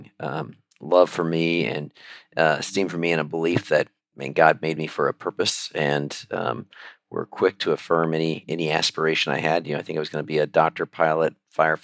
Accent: Alaska, United States; moved away; I grew up in Alaska

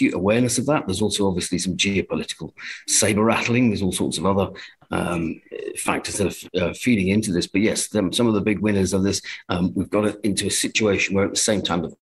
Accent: England, United Kingdom; as an Englishman

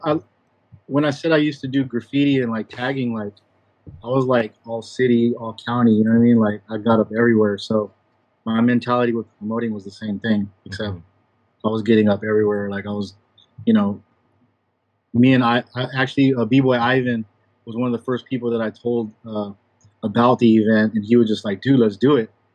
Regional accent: San Diego, California, United States; I'm from San Diego, California

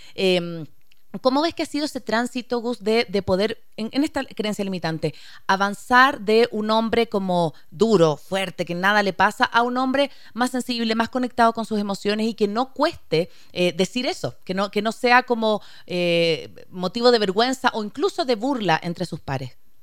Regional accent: Chile; soy chilena

